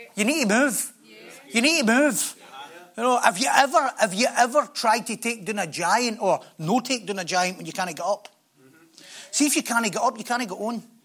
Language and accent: English; Scotland, United Kingdom; we're Scottish.